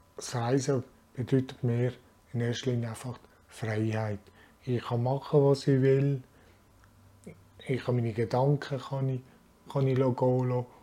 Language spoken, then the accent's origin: German; Frenkendorf, Basel-Landschaft, Switzerland; also born or lived in Bern; ich wohne in Frankendorf, bin hier zur Schule gegangen und habe hier meine Lehre gemacht und ja, bin eigentlich aufgewachsen hier